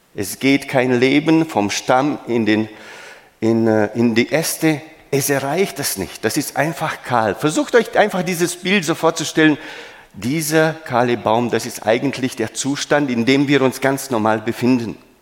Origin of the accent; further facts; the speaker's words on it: Romania; moved away; Ich bin in Rumänien geboren